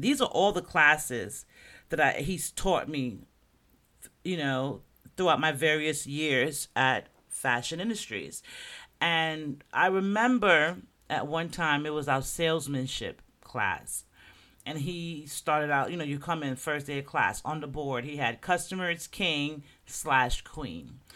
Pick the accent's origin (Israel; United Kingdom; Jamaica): Jamaica; now in Florida, United States; I'm Jamaican